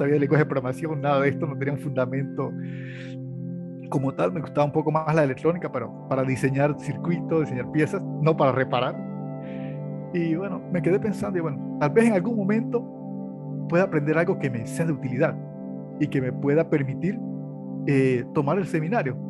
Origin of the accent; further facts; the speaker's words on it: Los Santos, Panama; menos de cuatro minutos ya estás en la playa, donde soy nativo, que es, se llama de Los Santos